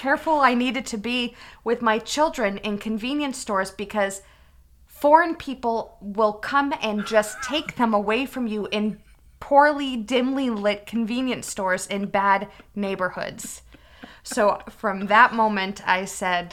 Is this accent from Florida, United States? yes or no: no; Massachusetts, United States; I'm from Massachusetts